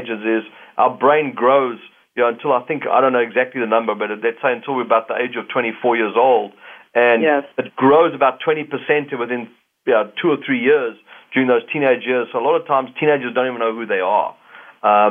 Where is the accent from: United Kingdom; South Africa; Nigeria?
South Africa; now in Canada; Being a South African that's now a Canadian